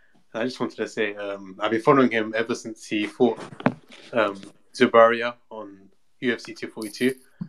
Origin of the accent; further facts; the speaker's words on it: London, United Kingdom; Yeah, I'm from London.